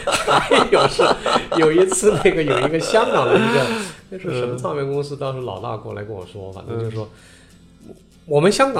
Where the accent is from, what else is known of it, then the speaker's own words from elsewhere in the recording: China; 就是我找准的无非就是说我作为一个个人，我作为一个中国人，我觉得他在什么地方影响我、打动我了。